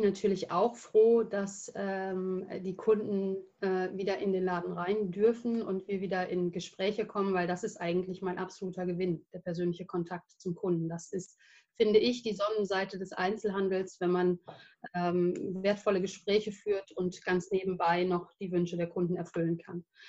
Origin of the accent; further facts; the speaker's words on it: Versmold, North Rhine-Westphalia, Germany; also born or lived in England / Denmark; ich bin in Versmold geboren, also gar nicht so weit von hier